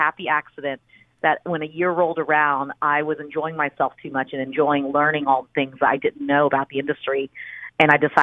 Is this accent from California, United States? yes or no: no; Houston, Texas, United States; also born or lived in College Station, Texas; now in Austin, United States; I actually grew up in Houston. So I was born outside of Houston in a small town called College Station, because that's where my dad went to the university.